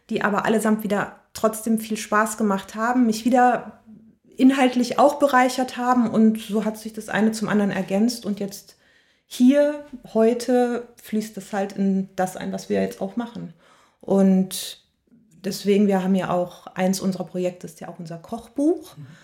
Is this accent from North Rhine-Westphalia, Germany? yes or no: yes; North Rhine-Westphalia, Germany; also born or lived in Cologne; ich bin äh, in der Nähe von Königswinter groß geworden. Deswegen sage ich mal, ich bin Rheinländerin. Ich würde gerne sagen, ich bin waschechte Kölnerin. Da habe ich zwar sehr, sehr lange gelebt